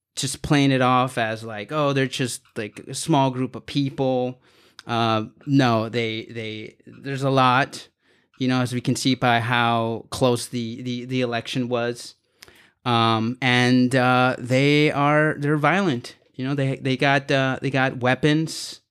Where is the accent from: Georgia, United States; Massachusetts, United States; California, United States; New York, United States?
California, United States; Los Angeles; I'm from Los Angeles in San Fernando Valley